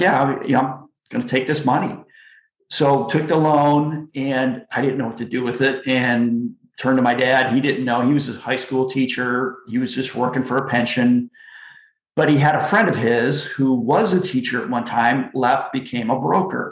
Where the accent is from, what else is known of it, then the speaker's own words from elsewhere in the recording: Flint, Michigan, United States; moved away; I grew up in Flint, Michigan